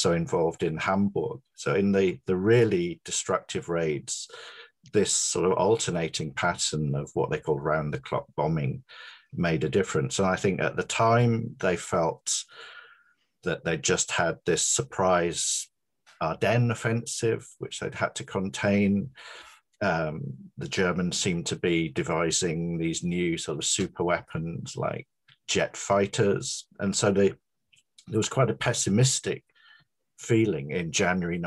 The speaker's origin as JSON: {"language": "English", "town": "Hull", "region": "Yorkshire and the Humber", "country": "United Kingdom", "tie": "born or raised there", "also_born_or_lived": "Coventry", "moved": "yes", "said": "I grew up in Hull, which was the biggest, the most sort of bombed city in Britain."}